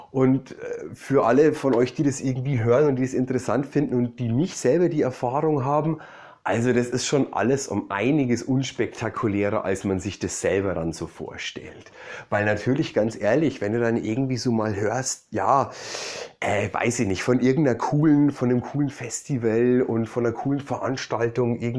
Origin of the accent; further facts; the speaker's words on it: Bavaria, Germany; da ähm, war ich in meiner Heimat in Bayern